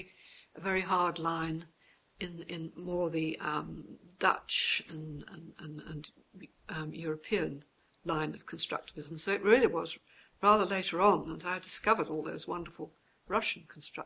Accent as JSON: {"language": "English", "region": "London", "country": "United Kingdom", "tie": "born there", "also_born_or_lived": "Morocco", "said": "I was born in London. That's not to say that I spent much time there, because I lived in Morocco for 6 years"}